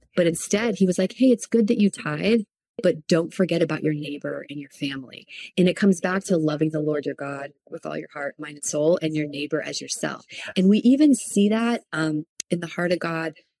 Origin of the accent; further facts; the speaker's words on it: Palm Beach area, South Florida, United States; moved away as an adult; now in Redding, United States; we are from South Florida, from like the Palm Beach area